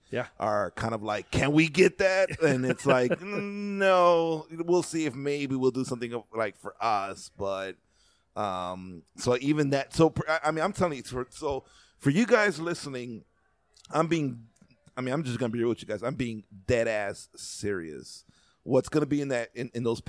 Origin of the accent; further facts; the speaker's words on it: Chicago, Illinois, United States; as a Chicagoan and someone who lives in the Midwest